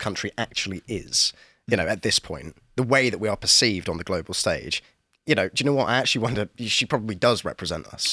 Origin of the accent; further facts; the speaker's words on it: Kent, near Canterbury, South East England, United Kingdom; I'm from Kent, very near Canterbury